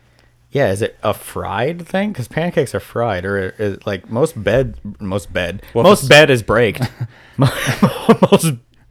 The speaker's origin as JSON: {"language": "English", "country": "United States", "said": "We're so American."}